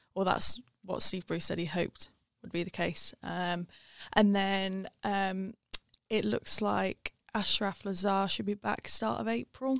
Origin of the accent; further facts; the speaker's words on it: Wiltshire, South West England, United Kingdom; moved away as an adult; now in Sheffield, United Kingdom; I'm from Wiltshire originally.